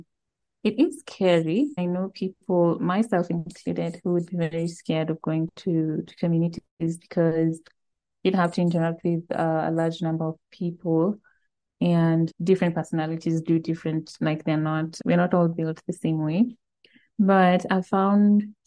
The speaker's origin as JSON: {"language": "English", "town": "Eldoret", "region": "Uasin Gishu County", "country": "Kenya", "tie": "born or raised there", "said": "Eldoret was my hometown"}